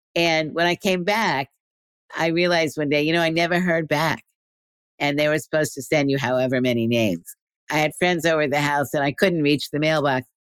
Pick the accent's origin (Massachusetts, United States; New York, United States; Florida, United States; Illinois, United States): New York, United States; New York City; in New York City, which is where I was growing up in Brooklyn